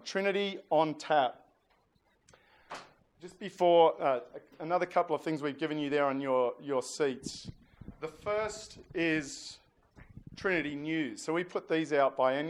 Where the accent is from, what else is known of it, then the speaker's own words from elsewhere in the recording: New South Wales, Australia; I'm from New South Wales